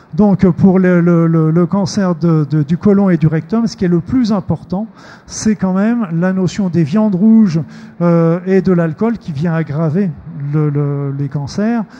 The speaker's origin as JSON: {"language": "French", "region": "Normandy", "country": "France", "said": "je suis normand"}